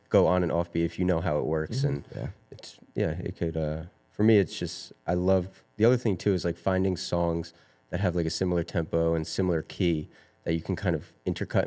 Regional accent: New Jersey, United States; I am 24. I'm from New Jersey.

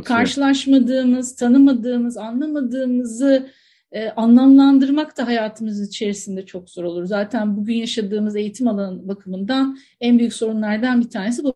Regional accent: Antakya, Hatay, Turkey; Çok doğanın içerisinde büyümüş Antakyalı birisiyim

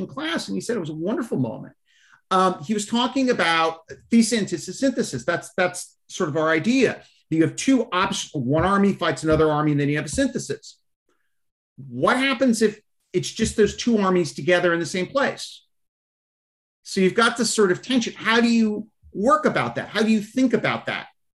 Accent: United States; as an American

